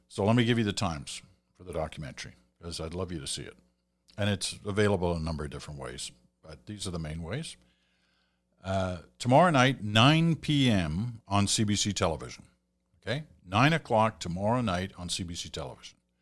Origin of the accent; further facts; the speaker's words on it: England, United Kingdom; now in Canada; I was born in England. I have a British passport. I'm a Canadian citizen.